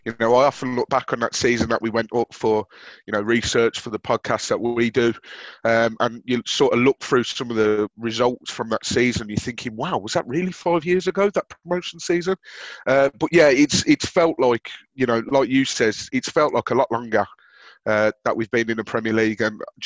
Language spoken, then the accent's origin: English; Birmingham, West Midlands, United Kingdom; now in Nottinghamshire, United Kingdom; I had the unfortunate experience of growing up in Birmingham as a Watford fan